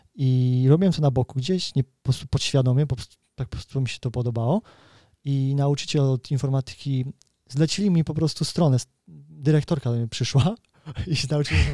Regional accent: Kraków, Lesser Poland, Poland; now in United Kingdom; wychowywałem się w patologicznej rodzinie w Krakowie

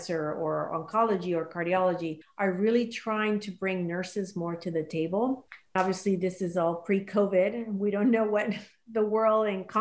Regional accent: Panama; moved away; I'm originally from Panama, and I still have family there.

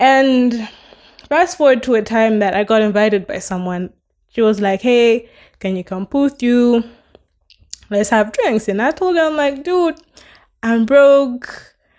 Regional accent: Malawi; from where I come from, I'm from Malawi

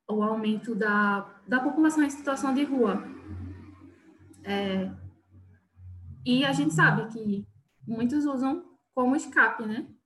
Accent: Recife, Pernambuco, Brazil; now in Garanhuns, Brazil; a situação aqui é bem diferente da de Recife que é de onde eu vim, onde a população, situação de rua já é bem alta.

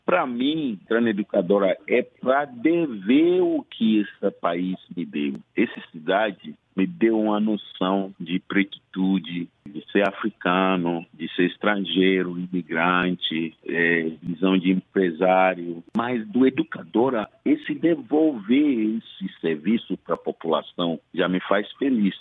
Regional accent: Ghana; Portuguese is a second language; moved away as an adult; also born or lived in São Paulo, Brazil; now in Salvador, Brazil; Eu sou de Cana

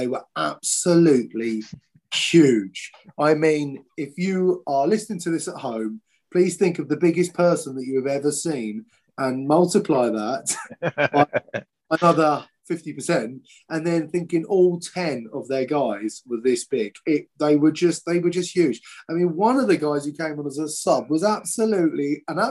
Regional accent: Wales, United Kingdom; being a Welshman

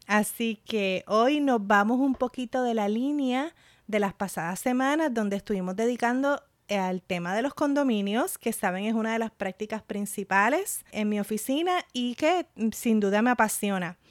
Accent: Puerto Rico; also born or lived in Michigan; de mi experiencia como puertorriqueña

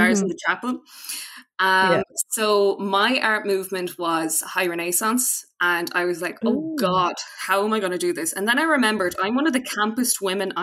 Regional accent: Mayo, Connacht, Ireland; I'm from Mayo

